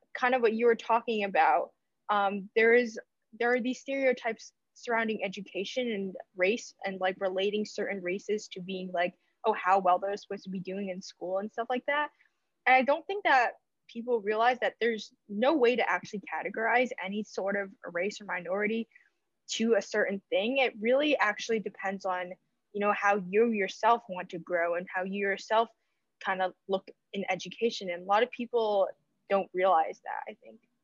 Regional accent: United States; born and raised in America

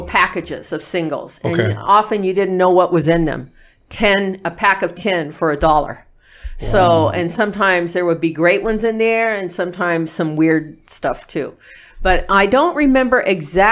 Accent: Lawndale, California, United States; also born or lived in Inglewood, California; I was born in Inglewood, California. And I was not in Inglewood for very long. We moved out to Lawndale. So I went to Lawndale schools, Lawndale High School

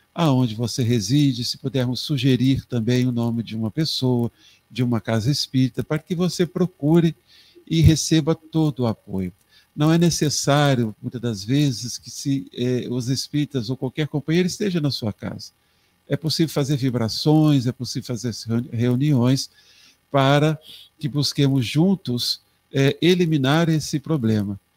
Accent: Três Rios, Rio de Janeiro, Brazil; minha cidade natal, Três Rios

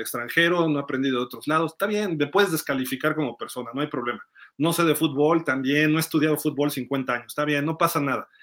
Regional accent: Mexico City, Mexico; yo soy chilango

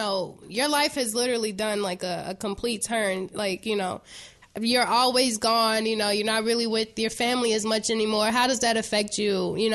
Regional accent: Chicago, Illinois, United States; I'm from the West Side too. I don't know if I ever told you that. I'm from L Town. Madison and Laurel.

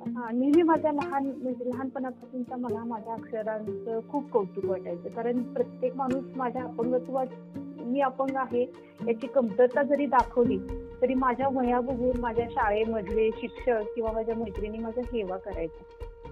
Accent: Dudhgaon, Maharashtra, India; now in Islampur, India; माझं बालपण तसं मिरज तालुक्यामधील दुधगाव माझ्या आजोडीत गेलेलं आहे

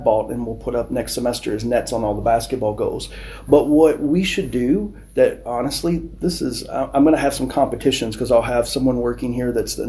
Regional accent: United States; moved away as an adult; now in Nigeria; I'm American.

